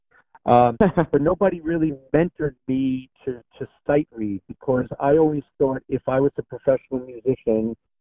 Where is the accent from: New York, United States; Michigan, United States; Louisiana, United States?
New York, United States; New York City; I grew up in Astoria, Queens, New York.